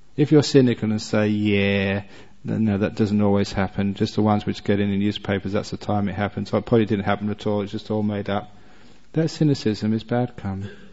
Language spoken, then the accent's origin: English; England, United Kingdom; I was born and brought up in England